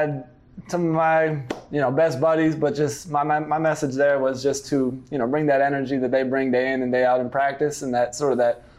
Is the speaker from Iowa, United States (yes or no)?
no; Santa Clarita, California, United States; born or raised there